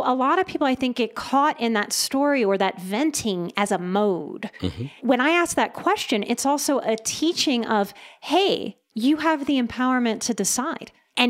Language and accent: English; the South, United States; But I was a pretty good girl growing up in the South too. Good Southern girl.